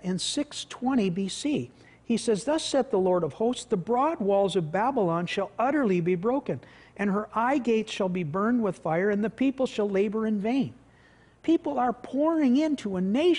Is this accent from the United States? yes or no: no; Canada